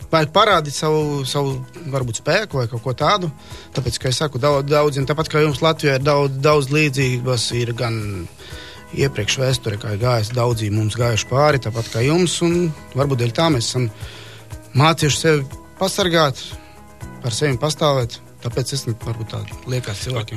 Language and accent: Latvian; Vinkovci region, Vukovar-Syrmia County, Croatia; Latvian is a second language; moved away as an adult; now in Latvia; šī ir kā reiz vietā no mana reģiona, no reģiona, no kurienes es, es esmu nācis. Dzimis esmu cita reģiona, bet nācis esmu